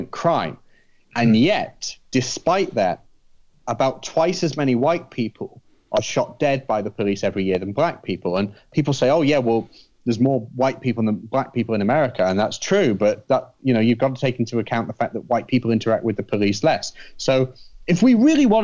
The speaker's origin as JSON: {"language": "English", "country": "United Kingdom", "moved": "as an adult", "lives_now": "United States", "said": "I'm a Brit"}